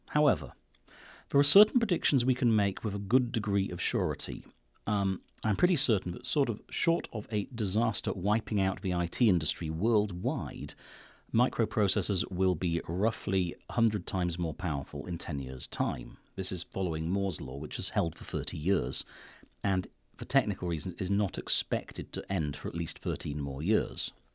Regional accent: United Kingdom; I'm British

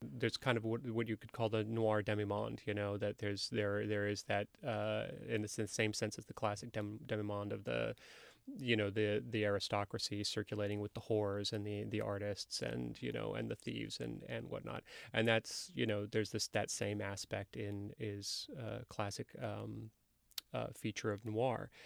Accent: Livermore, California, United States; also born or lived in Oakland; I was born in Oakland. I grew up in the East Bay in a, in, in a, in a decidedly unviolent uh, suburb uh, called Livermore.

